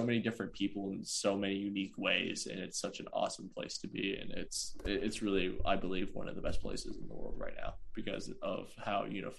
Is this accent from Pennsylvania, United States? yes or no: yes; Jim Thorpe, Pennsylvania, United States; So I'm originally from Jim Thorpe, Pennsylvania. Which is about maybe an hour and a half from Philadelphia.